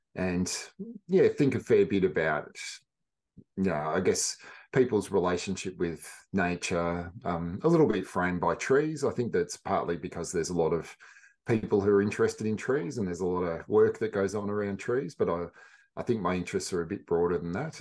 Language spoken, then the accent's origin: English; central western Victoria, Australia; I grew up in, I guess, central western Victoria and a few different places